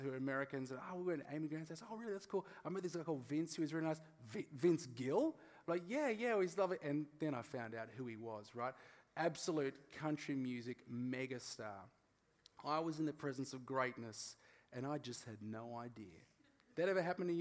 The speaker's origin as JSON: {"language": "English", "country": "Australia", "said": "I'm Australian"}